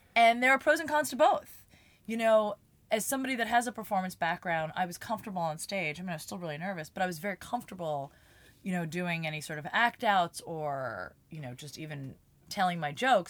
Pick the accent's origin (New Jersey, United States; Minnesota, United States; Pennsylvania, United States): New Jersey, United States; moved away; I'm from Jersey